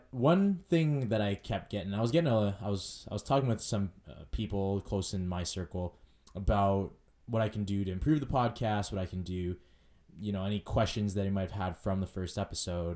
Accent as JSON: {"language": "English", "town": "Edmonton", "region": "Alberta", "country": "Canada", "tie": "born or raised there", "said": "I grew up in West Edmonton, went to school there, you know, elementary, junior high, high school, all in the West End."}